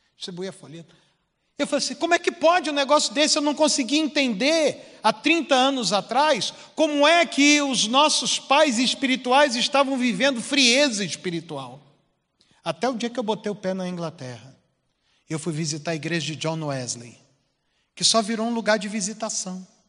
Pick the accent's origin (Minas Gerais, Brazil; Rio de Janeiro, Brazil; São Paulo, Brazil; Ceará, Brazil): Rio de Janeiro, Brazil; Duque de Caxias; now in Pompeia, Brazil; Eu morava no morro, eu sou de Caxias